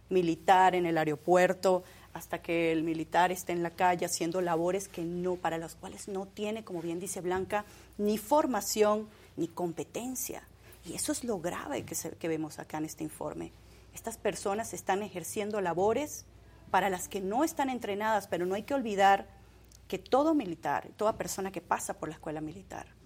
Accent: Venezuela; Venezuela. Venezuela. Eh, y, bueno, también soy colombo-venezolana.

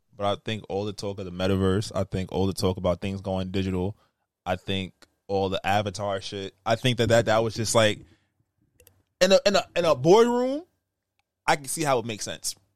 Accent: United States; I'm American

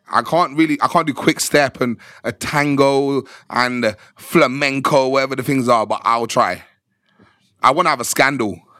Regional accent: Birmingham, West Midlands, United Kingdom; I'm from Birmingham. Oh my god! I'm from Birmingham.

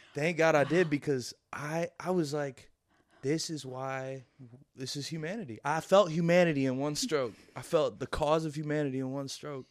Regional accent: Louisville, Kentucky, United States; born or raised there

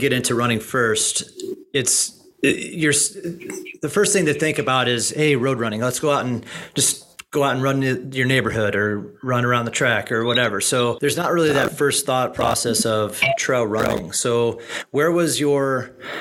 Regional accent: Midwest, United States; being from the Midwest, like myself

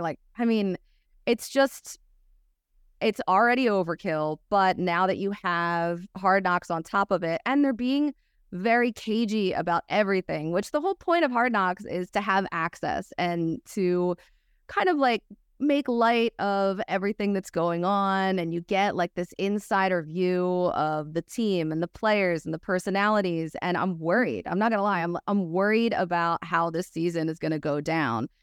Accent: Philadelphia, Pennsylvania, United States; as a Philadelphian

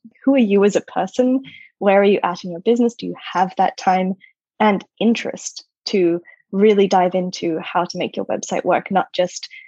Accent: Australia; moved away as an adult; also born or lived in United States; I'm Australian originally. I lived for over a decade in the States

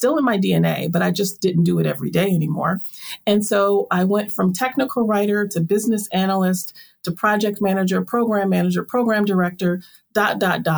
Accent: Milwaukee, Wisconsin, United States; moved away; I grew up in Milwaukee, Wisconsin

